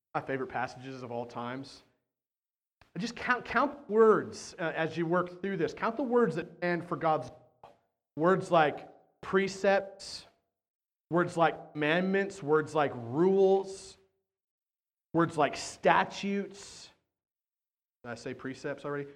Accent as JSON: {"language": "English", "country": "United States", "said": "we're American"}